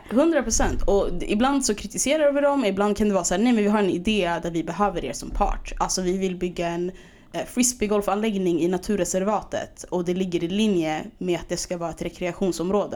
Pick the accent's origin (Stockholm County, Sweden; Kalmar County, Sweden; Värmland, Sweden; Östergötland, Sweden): Stockholm County, Sweden; Stockholm; also born or lived in Skärholmen